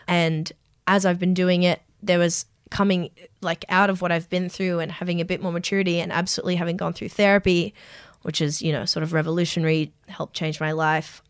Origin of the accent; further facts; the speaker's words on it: Strathfield, New South Wales, Australia; I grew up in Strathfield